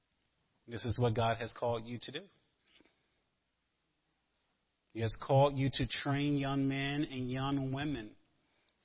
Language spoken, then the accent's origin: English; the South, United States; moved away; I'm a Southerner